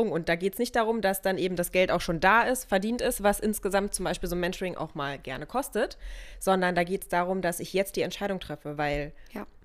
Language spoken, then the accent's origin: German; Germany; bei uns in Deutschland